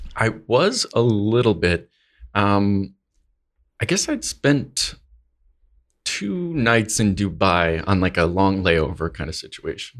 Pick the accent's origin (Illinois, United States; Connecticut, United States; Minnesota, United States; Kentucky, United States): Connecticut, United States; I'm from Northeast, from New England, um, in the US, Connecticut